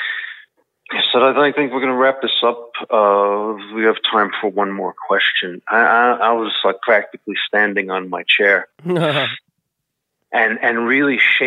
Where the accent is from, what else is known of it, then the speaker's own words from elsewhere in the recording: New York City, New York, United States; I'm from the Bronx